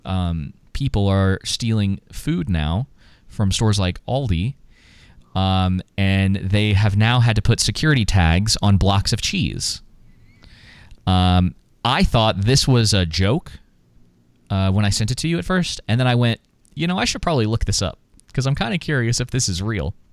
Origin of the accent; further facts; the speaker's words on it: Atlanta, Georgia, United States; I grew up in Atlanta.